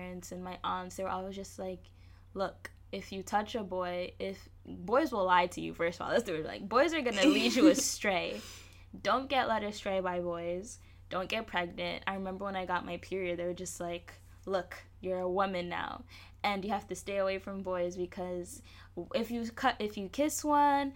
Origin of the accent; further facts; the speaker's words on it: Kenya; I'm Kenyan